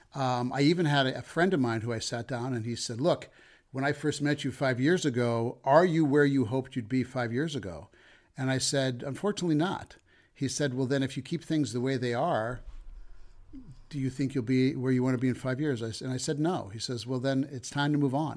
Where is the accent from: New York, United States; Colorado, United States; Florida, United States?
Colorado, United States; Denver; moved away as an adult; also born or lived in Chicago; I'm from Denver originally